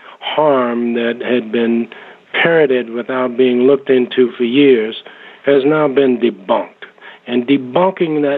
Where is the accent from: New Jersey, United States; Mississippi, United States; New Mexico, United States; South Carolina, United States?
South Carolina, United States; moved away; my home state of South Carolina